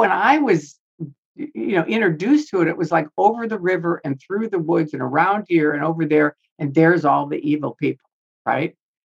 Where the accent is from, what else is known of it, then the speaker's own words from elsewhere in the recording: Chicago, Illinois, United States; moved away; I grew up in Chicago around the mafia.